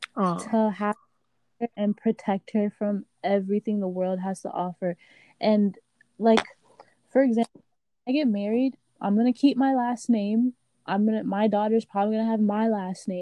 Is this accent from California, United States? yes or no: no; Miami, Florida, United States; also born or lived in Haiti; I was born in Miami, Florida, mm-hmm. but I spent my first 4 years of life in Haiti